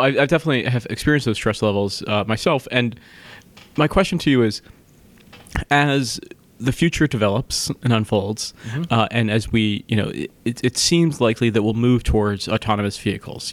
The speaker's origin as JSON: {"language": "English", "region": "East Coast", "country": "United States", "tie": "born or raised there", "said": "I grew up on the East Coast, by the way, but just in the suburbs"}